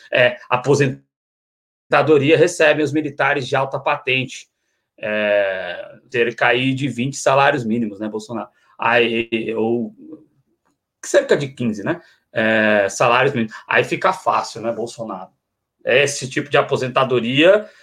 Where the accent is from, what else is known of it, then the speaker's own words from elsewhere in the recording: Brazil; todos nós temos que nos ver enquanto brasileiros